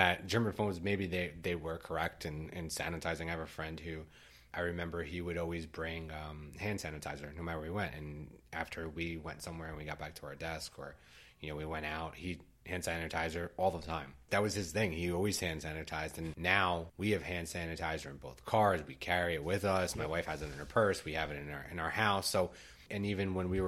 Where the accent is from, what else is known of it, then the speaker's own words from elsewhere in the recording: United States; we're both American, we're born and raised in the U.S.